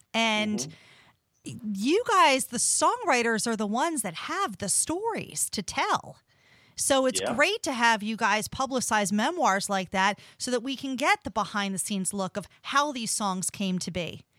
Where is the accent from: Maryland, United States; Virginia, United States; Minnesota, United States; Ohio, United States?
Maryland, United States; Baltimore; born and mostly raised, because you came to my hometown in 1967, 66, 67?